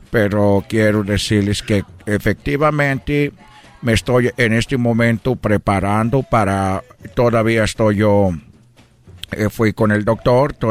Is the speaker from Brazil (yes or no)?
yes; Brazil; Spanish is a second language; now in Mexico; yo como brasileiro que me siento mexicano, quiero que México siempre le vaya bien.